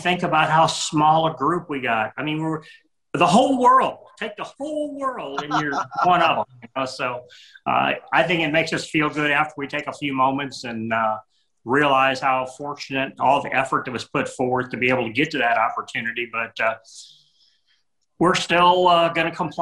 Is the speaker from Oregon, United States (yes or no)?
no; St. Louis, Missouri, United States; born and raised in the St. Louis, Missouri area, metro area of St. Louis